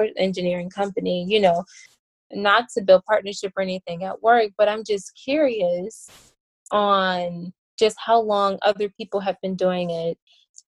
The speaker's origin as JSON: {"language": "English", "town": "Chicago", "region": "Illinois", "country": "United States", "tie": "born or raised there", "moved": "yes", "said": "Chicago, because that is my hometown, and I have a very strong desire not to live there, not to move back"}